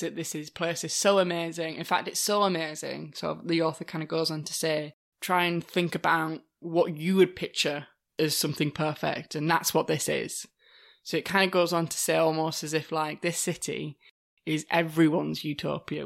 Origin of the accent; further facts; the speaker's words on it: United Kingdom; as British people